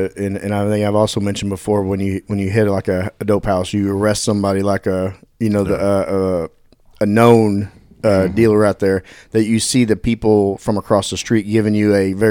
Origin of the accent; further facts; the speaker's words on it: Dallas, Texas, United States; I grew up over there in South Oak Cliff area in Southwest Side.